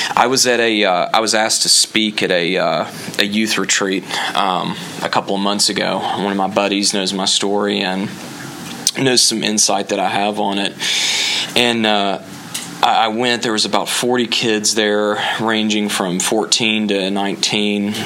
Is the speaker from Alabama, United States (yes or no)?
yes; Alabama, United States; now in Orlando, United States; I am originally from Alabama, uh, but I am in Orlando now